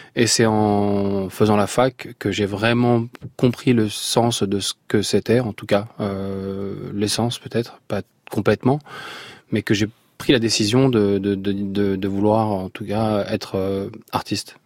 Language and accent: French; Blida, Blida Province, Algeria; moved away; je suis né à Blida